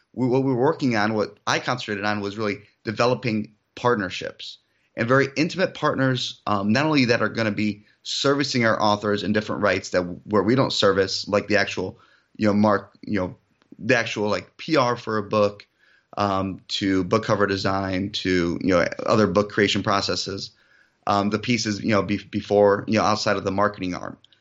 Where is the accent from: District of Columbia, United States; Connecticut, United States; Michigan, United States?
Michigan, United States; also born or lived in Europe; I was actually Born in Europe, um, I moved to the United States when I, at, at a very young age, so no accent. I originally grew up in Michigan